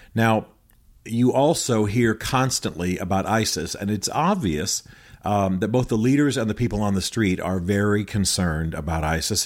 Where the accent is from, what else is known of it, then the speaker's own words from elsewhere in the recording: United States; I'm American